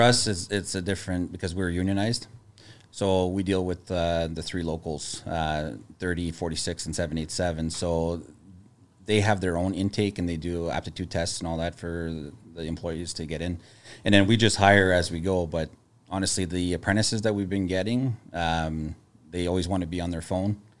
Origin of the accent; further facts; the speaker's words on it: Sudbury, Ontario, Canada; moved away as an adult; also born or lived in Toronto; I moved from Sudbury when I was eighteen